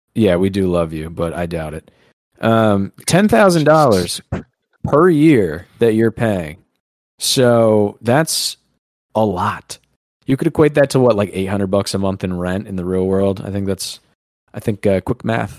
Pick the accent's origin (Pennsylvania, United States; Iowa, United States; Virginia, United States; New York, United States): New York, United States; We're from New York